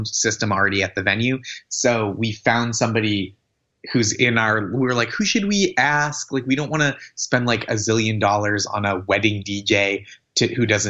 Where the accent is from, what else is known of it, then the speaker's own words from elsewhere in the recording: Stoneham, Massachusetts, United States; I grew up in Stoneham